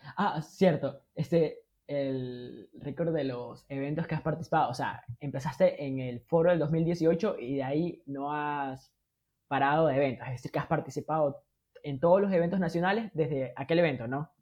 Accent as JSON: {"language": "Spanish", "country": "Ecuador", "said": "somos los ecuatorianos"}